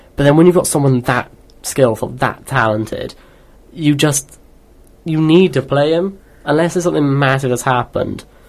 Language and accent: English; Welsh, Wales, United Kingdom; one Welsh person in like a sea of English people